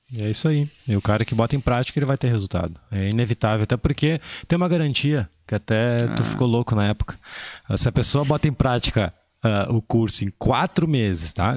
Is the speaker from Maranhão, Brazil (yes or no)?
yes; interior of Maranhão, Brazil; Sou do interior do Maranhão